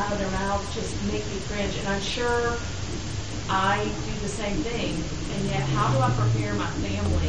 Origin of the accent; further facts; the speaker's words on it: the South, United States; I grew up in the South.